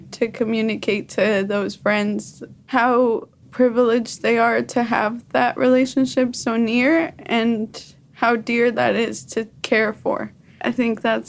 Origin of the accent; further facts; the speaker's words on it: Mexico; now in United States; being Latin American or just Mexican